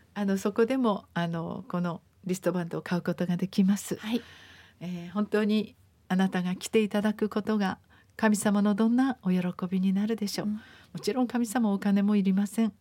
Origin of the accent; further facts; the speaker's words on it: Japan; also born or lived in Okinawa; なぜ私が豊かな日本に生まれたんだろう